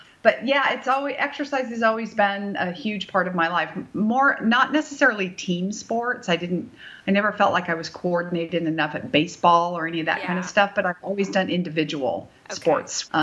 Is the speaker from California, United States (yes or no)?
yes; Bay Area, California, United States; moved away; I am from the Bay Area.